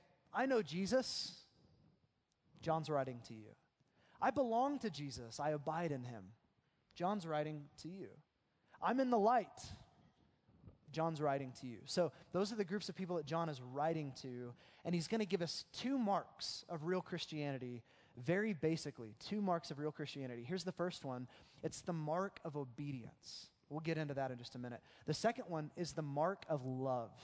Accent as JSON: {"language": "English", "region": "Oklahoma", "country": "United States", "tie": "born or raised there", "said": "the way that we grew up in Oklahoma"}